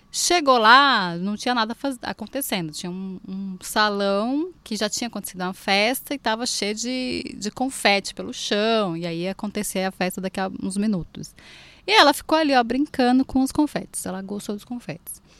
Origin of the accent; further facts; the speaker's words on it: Olinda, Pernambuco, Brazil; now in São Paulo, Brazil; Eu sou pernambucaníssima, sou lindensíssima, sou de Olinda.